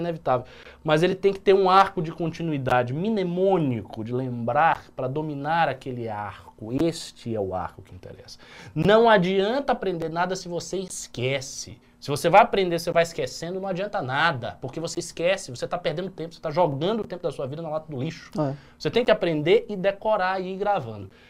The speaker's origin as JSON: {"language": "Portuguese", "region": "Bahia", "country": "Brazil", "said": "eu que sou baiano, eu não sou nem carioca nem paulista"}